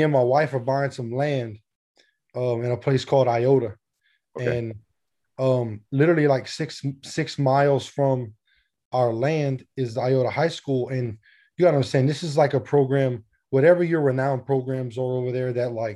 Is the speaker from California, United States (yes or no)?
no; between Lafayette and Lake Charles, South Louisiana, United States; I'm from Louisiana